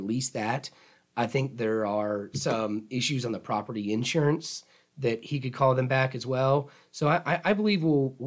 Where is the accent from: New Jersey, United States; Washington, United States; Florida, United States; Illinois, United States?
Florida, United States; Tallahassee; I'm from Tallahassee, a Childs grad, and my dad was the Leon County attorney here, so which kind of kept me in town